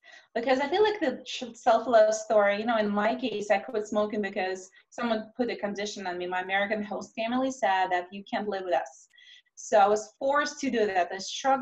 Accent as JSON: {"language": "English", "country": "Russia", "tie": "born or raised there", "also_born_or_lived": "Moscow", "moved": "as an adult", "lives_now": "United States", "said": "I grew up in Russia where we struggled to put enough food on the table."}